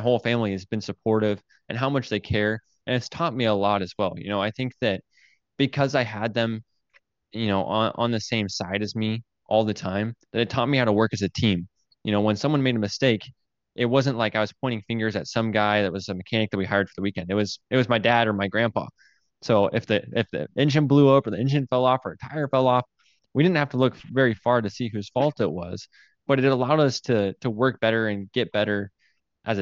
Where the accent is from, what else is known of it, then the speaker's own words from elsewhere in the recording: Payette, Idaho, United States; it's as close as we're going to get to Payette, Idaho